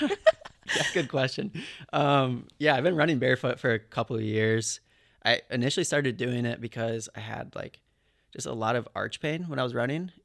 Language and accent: English; Michigan, United States; moved away as an adult; now in Sydney, Australia